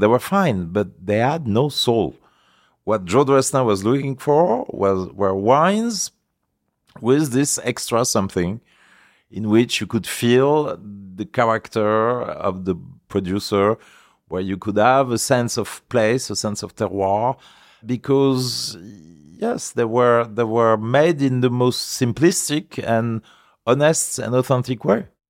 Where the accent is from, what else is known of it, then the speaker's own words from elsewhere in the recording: Paris, Île-de-France, France; also born or lived in Chamonix, Savoie; I was born in Paris. My family was living in Paris